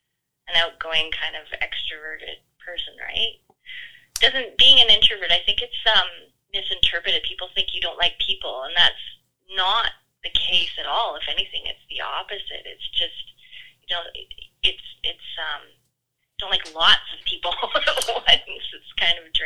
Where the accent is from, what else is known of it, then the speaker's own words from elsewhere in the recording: Cariboo, British Columbia, Canada; I grew up in the Caribou in the 70s on a farm